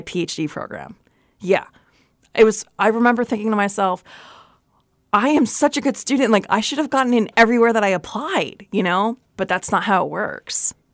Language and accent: English; New Jersey, United States; also born or lived in Brooklyn, New York / North Dakota; I was born in Brooklyn, raised in Jersey